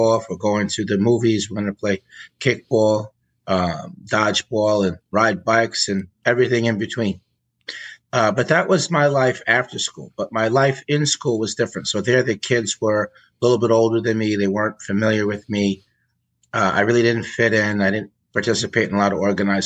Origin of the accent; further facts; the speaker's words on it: Peekskill, New York, United States; So my early life, so I grew up in Peekskill. It was in Westchester County, New York.